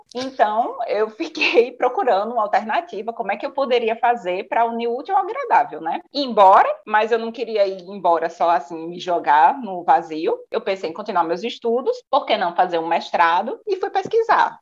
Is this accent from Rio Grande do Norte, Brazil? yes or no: yes; Natal, Rio Grande do Norte, Brazil; moved away as an adult; also born or lived in Canada; now in France; venho de Natal, tenho 34 anos